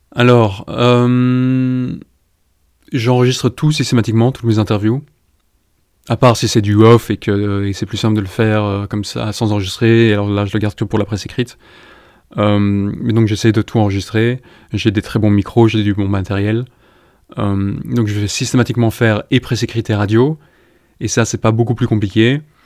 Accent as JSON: {"language": "French", "town": "Brussels", "region": "Brussels-Capital Region", "country": "Belgium", "tie": "born or raised there", "also_born_or_lived": "Iraq / West Bank / London", "moved": "as an adult", "said": "j'ai décidé de m'installer à Bruxelles, ma ville natale"}